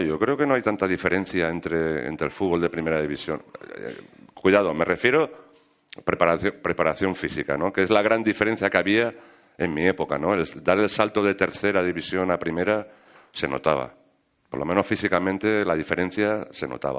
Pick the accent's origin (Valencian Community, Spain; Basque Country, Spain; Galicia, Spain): Valencian Community, Spain; Yo soy, yo soy valenciano